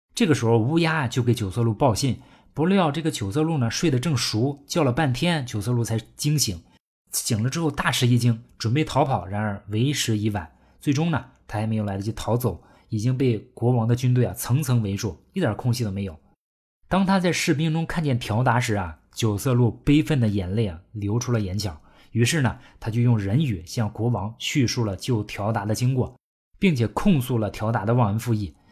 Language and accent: Chinese; China; 我们中国人